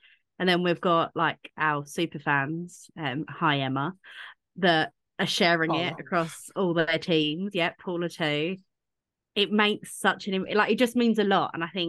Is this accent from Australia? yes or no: no; United Kingdom; us Brits